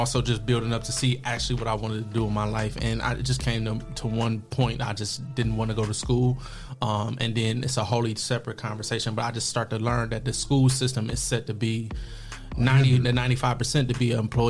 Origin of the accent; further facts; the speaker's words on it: Toledo, Ohio, United States; born and raised in Toledo, Ohio.